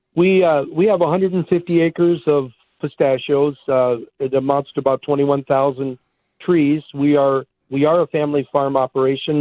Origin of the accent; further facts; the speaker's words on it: Iowa, United States; moved away as an adult; now in Arizona, United States; I grew up in Iowa.